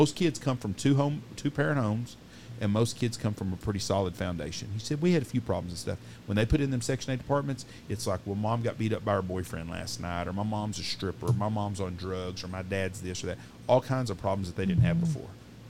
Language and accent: English; Wichita Falls, Texas, United States; growing up when we grew up in Wichita Falls.